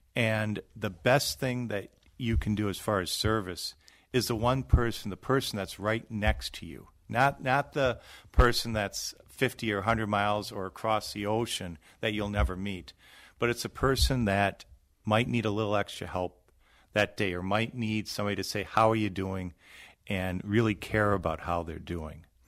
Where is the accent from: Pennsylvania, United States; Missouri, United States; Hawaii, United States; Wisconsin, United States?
Wisconsin, United States; I grew up in Wisconsin